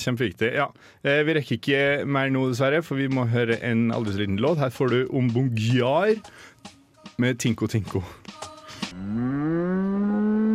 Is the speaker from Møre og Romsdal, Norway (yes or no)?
yes; Molde, Møre og Romsdal, Norway; now in Trondheim, Norway; hjemme i Molde